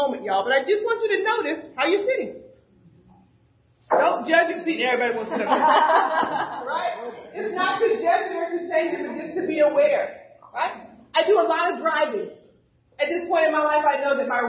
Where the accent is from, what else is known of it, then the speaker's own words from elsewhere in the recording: the South, United States; moved away; When I grew up in the South, when it was time to pray, you had to get on your knees at night by the edge of the bed